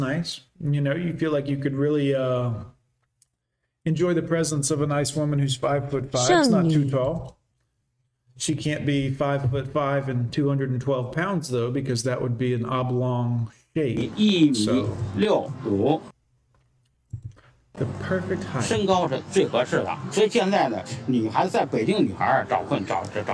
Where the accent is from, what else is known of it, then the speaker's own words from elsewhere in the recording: United States; I'm an American man